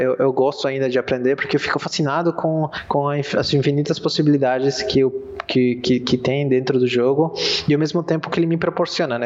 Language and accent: Portuguese; Peru; eu sou peruano